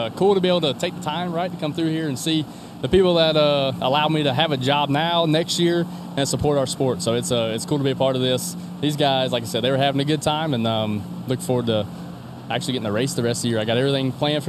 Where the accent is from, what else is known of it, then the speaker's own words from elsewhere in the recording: Kannapolis, North Carolina, United States; Kannapolis, North Carolina, baby.